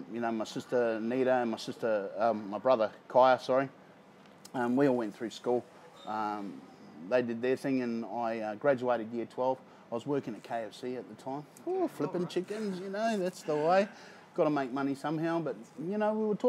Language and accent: English; Christchurch, Canterbury, New Zealand; also born or lived in Gisborne, New Zealand; now in Perth, Australia; Me and my mother, we moved down south to Christchurch. So I was down in Christchurch for a long time